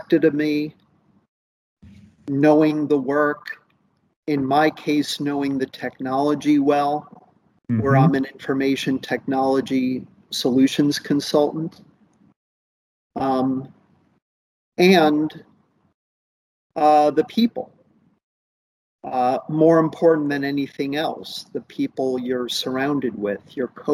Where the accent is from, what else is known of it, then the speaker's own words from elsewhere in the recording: Princeton, New Jersey, United States; I was growing up in Princeton, New Jersey